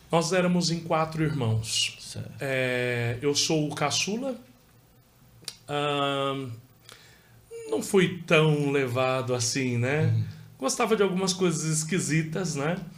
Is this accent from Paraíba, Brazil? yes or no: yes; Lagoa Nova, Paraíba, Brazil; born there; chamada Lagoa Nova. Ela. Paraibano? Sou paraibana. Lagoa Nova.